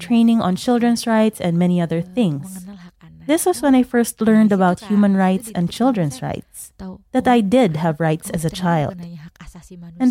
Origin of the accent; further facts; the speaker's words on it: Rembang, Central Java, Indonesia; now in Jakarta, Indonesia; I came from Sanetan village in Rembang, Central Java